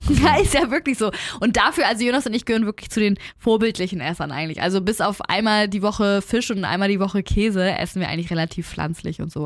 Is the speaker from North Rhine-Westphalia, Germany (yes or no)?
no; Hamburg, Germany; bei uns in Hamburg